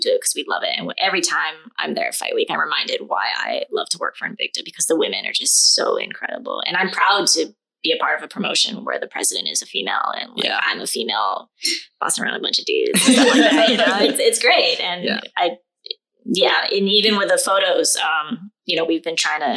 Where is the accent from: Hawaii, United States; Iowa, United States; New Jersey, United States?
Hawaii, United States; also born or lived in Asia; I'm also from Asia and I grew up in Hawaii.